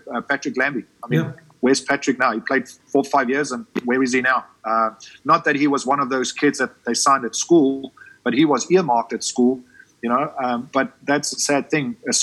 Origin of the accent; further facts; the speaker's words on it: South Africa; moved away as an adult; I'm always a South African.